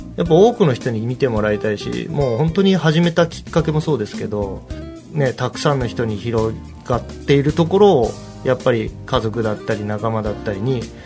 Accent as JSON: {"language": "Japanese", "region": "Gunma", "country": "Japan", "tie": "born or raised there", "said": "僕ら群馬で育って群馬で、うんうん、えー、結成したバンド"}